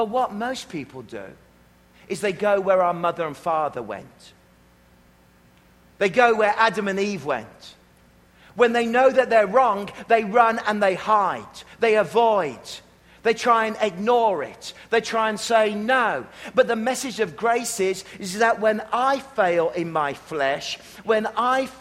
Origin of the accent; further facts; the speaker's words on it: Worcestershire, West Midlands, United Kingdom; now in Canada; I'm from Worcestershire.